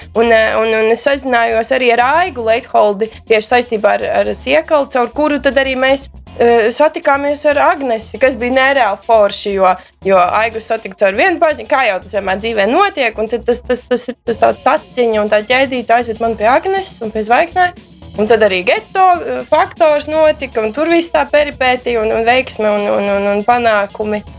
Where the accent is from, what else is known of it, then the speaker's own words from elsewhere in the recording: Riga, Latvia; es nāku no Rīgas